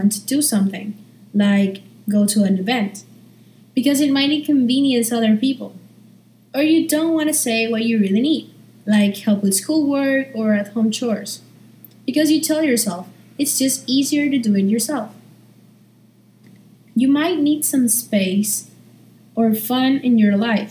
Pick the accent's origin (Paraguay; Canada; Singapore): Paraguay; I'm from Paraguay, and I'm a junior at Nihongaku School